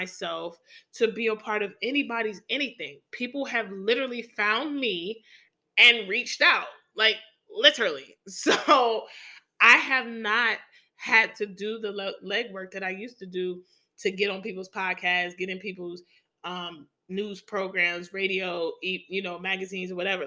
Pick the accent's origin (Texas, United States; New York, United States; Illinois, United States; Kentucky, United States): New York, United States; New York City; my hometown of the NYC, right there in Brooklyn